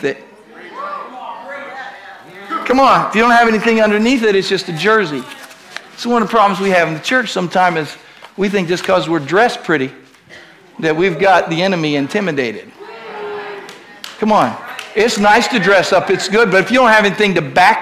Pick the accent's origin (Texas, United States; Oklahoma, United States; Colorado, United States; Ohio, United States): Ohio, United States; I was raised in Ohio